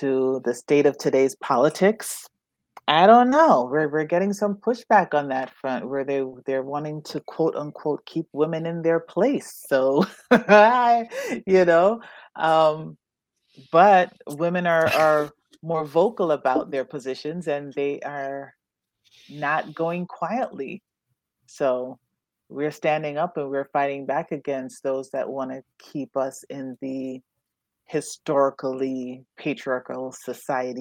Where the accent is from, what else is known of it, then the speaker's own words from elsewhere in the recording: Jamaica; moved away; I'm from Jamaica and it's still a very machismo country.